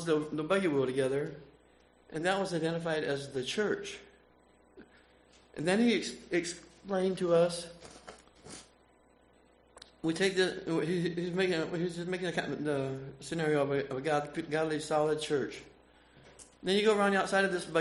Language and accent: English; Fort Wayne, Indiana, United States; I'm from Fort Wayne, Indiana. I grew up as a young Amish boy